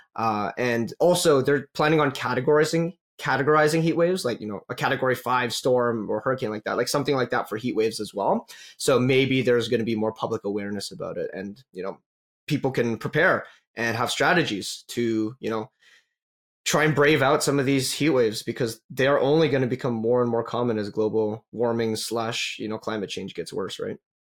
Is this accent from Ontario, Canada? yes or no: no; Calgary, Alberta, Canada; I'm from Calgary